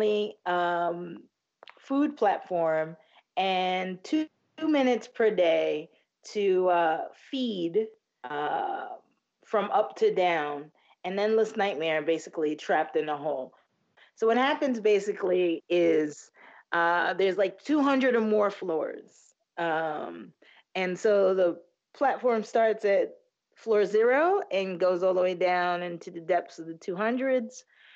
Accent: United States; we're American

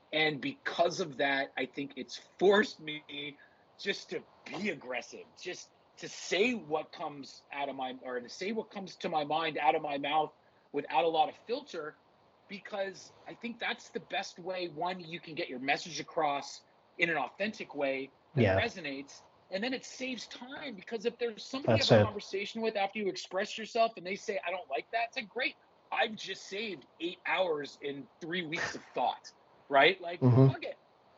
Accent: Montreal, Quebec, Canada; also born or lived in Los Angeles, United States; now in Toronto, Canada; I've lived in Toronto for 22 years, and yes, I was born in Montreal. I grew up in Los Angeles, back to Montreal for high school.

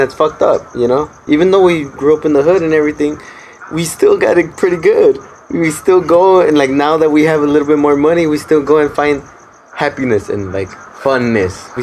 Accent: Los Angeles, California, United States; we were born in East

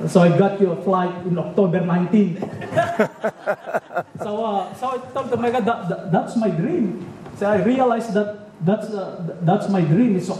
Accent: Philippines; born or raised there; now in California, United States

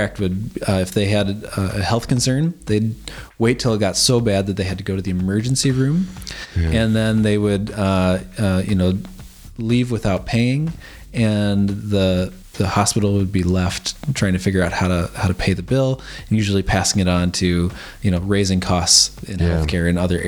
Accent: United States; now in Adelaide, Australia; as an American citizen

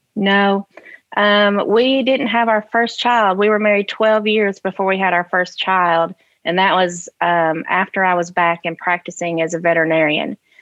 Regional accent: Sharon, Tennessee, United States; also born or lived in Chicagoland, Illinois; I grew up in Sharon, Tennessee

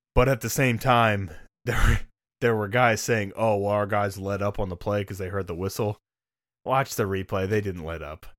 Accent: Dayton, Ohio, United States; I'm from Dayton, which is like an hour north of Cincinnati

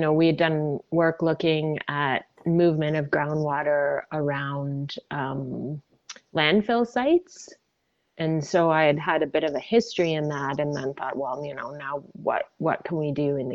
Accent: Ontario, Canada; moved away as an adult; now in British Columbia, Canada; I grew up in Ontario

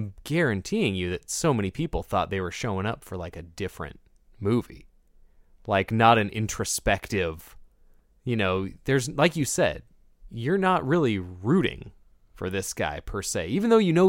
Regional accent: Portland, Oregon, United States; I grew up in Portland, so I didn't have like a mega support circle there.

